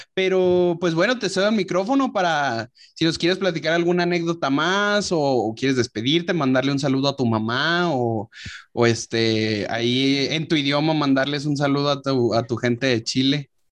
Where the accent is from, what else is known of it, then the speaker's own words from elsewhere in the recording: León, Guanajuato, Mexico; now in Chihuahua, Mexico; yo soy de León